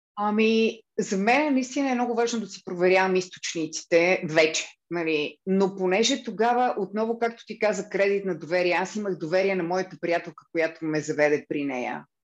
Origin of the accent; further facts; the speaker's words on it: Blagoevgrad, Blagoevgrad Province, Bulgaria; also born or lived in Cyprus / Lozenets; аз съм от Благоевград